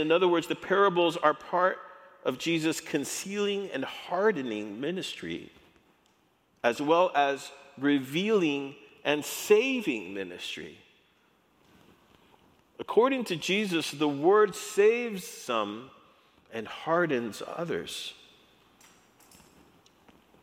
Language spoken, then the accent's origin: English; El Paso, Texas, United States; I grew up in El Paso